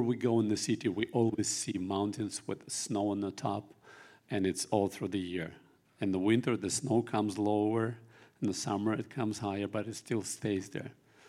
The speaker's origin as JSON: {"language": "English", "country": "Russia", "tie": "born or raised there", "moved": "as an adult", "lives_now": "Kazakhstan", "said": "born in Russia in 1974, coming to my 50 years"}